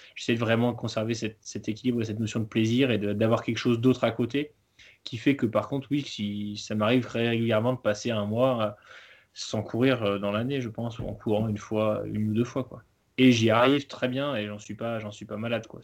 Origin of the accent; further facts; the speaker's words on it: Chambéry, Auvergne-Rhône-Alpes, France; j'ai grandi vers Chambéry